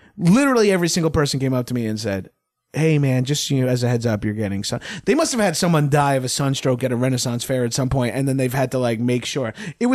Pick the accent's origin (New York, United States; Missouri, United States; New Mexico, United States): New York, United States; Long Island; moved away; We're from Long Island. We have some of the old traits. I am Italian.